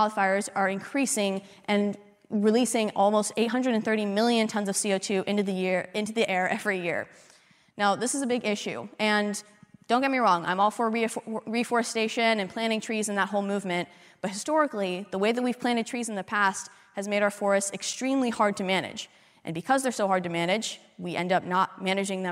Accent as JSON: {"language": "English", "town": "Las Vegas", "region": "Nevada", "country": "United States", "said": "I'm from Vegas"}